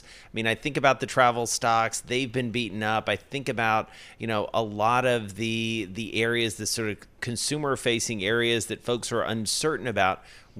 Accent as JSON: {"language": "English", "region": "Georgia", "country": "United States", "said": "my home state of Georgia"}